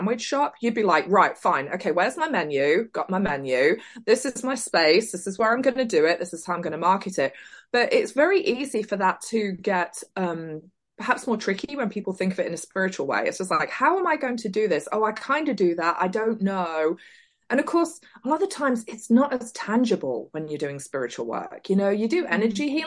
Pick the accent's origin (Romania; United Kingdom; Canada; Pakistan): United Kingdom; South Leicestershire, East Midlands; moved away as an adult; now in Oklahoma, United States; originally I am from South Leicestershire, and in 1998 I moved to the US to Oklahoma, and I've been here ever since